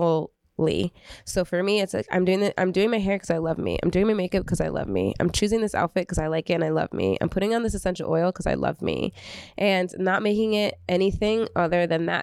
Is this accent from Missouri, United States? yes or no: no; Belleville, New Jersey, United States; I grew up in Belleville